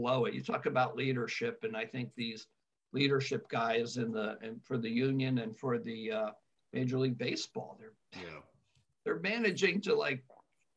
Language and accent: English; New Jersey, United States; I grew up in New Jersey